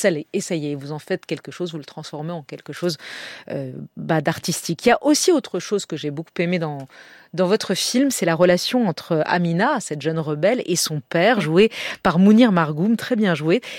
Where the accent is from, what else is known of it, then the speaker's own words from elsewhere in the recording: France; Mais je suis française, je suis bah née en France, j'ai grandi en France.